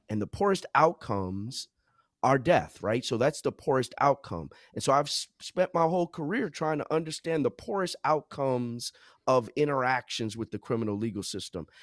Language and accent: English; New Jersey, United States; also born or lived in South Orange, New Jersey / Princeton Junction, New Jersey; I'm from Jersey, born and raised